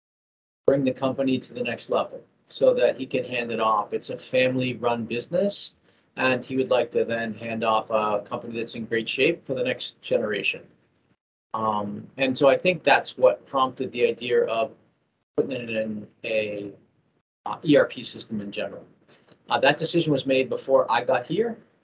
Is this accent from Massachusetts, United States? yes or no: yes; Massachusetts, United States; I actually grew up pretty close to Boston, probably only 6 or 8 miles outside of Boston.